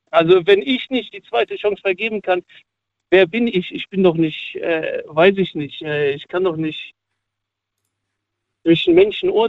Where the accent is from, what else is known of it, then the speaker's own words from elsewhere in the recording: Cologne, North Rhine-Westphalia, Germany; Ich komme aus Köln.